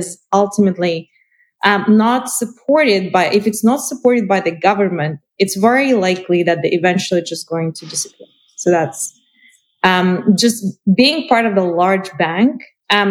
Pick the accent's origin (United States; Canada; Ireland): Canada; I'm from Canada.